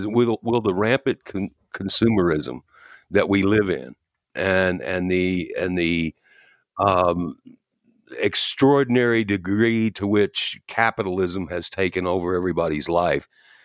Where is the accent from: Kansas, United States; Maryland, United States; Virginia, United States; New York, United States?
New York, United States; I'm a New Yorker.